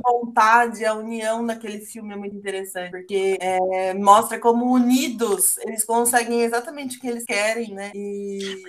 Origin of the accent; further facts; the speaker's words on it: Brazil; no Jardim Glória, né, que foi o bairro onde eu nasci